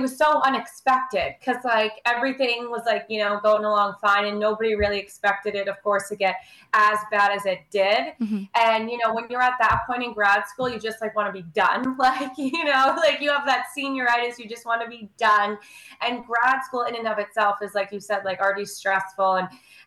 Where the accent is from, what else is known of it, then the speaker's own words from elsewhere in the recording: New York, United States; also born or lived in Maryland; I am based in New York, born and raised in New York